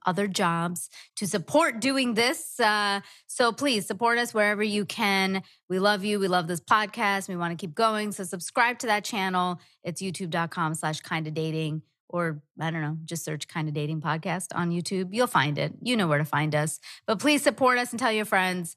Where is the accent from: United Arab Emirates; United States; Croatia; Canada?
United Arab Emirates; Dubai; I was born in Dubai